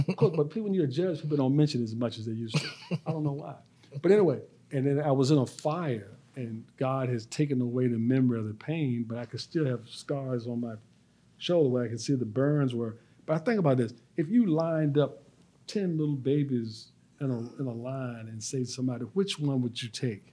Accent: Petersburg, Virginia, United States; also born or lived in Philadelphia; I'm from Petersburg, spent all my time there except for a little part growing up

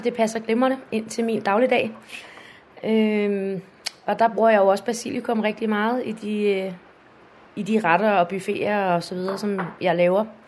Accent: Hørsholm, Capital Region of Denmark, Denmark; jeg er født og opvokset i Hørsholm og bor her stadig

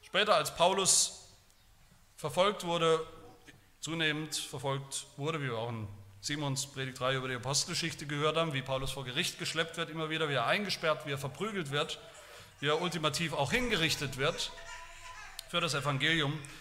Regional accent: Haueneberstein, Baden-Württemberg, Germany; In dem Dorf, wo ich aufgewachsen bin, Hauneberstein, Eberste, wie wir sagen

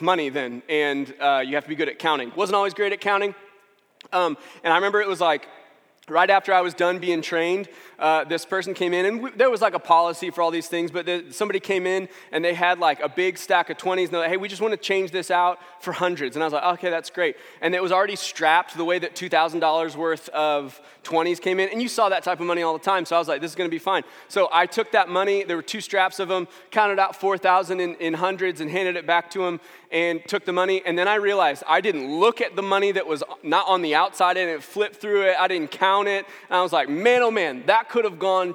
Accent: St. Louis, Missouri, United States; I'm from St. Louis, and I was 10 when the Rams won the Super Bowl in 1999

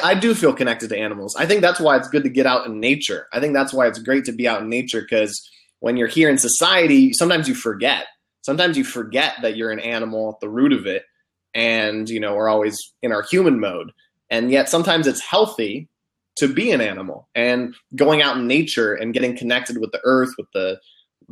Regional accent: United States; I'm an American

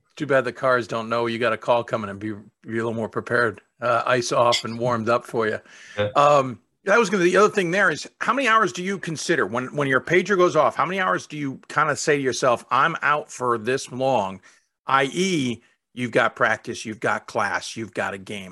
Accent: Chicago, Illinois, United States; I grew up in Chicago

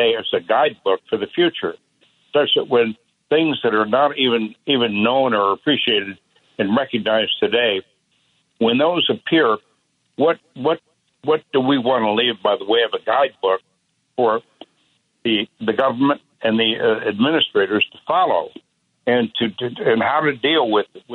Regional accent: northern Indiana, United States; also born or lived in Chicago, Illinois; It started when I was basically a kid out there in Indiana

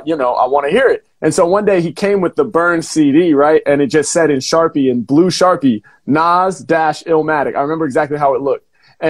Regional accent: Portland, Oregon, United States; I grew up in Portland, Oregon, right? So in the Pacific Northwest here in the U.S.

